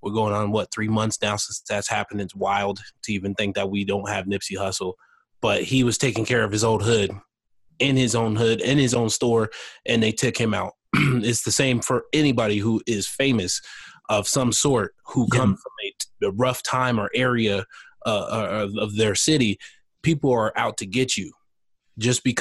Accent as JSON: {"language": "English", "country": "United States", "said": "as an American"}